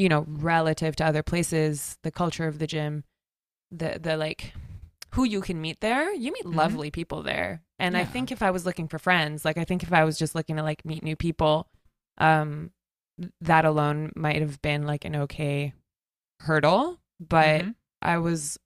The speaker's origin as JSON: {"language": "English", "region": "Pacific Northwest", "country": "United States", "tie": "born or raised there", "moved": "as an adult", "said": "I grew up here. I grew up in the Pacific Northwest"}